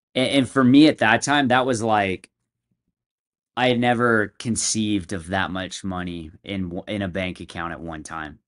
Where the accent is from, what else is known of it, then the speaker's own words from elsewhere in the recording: San Diego, California, United States; moved away as an adult; now in Utah, United States; I moved up to Utah from San Diego. That's where I'm from.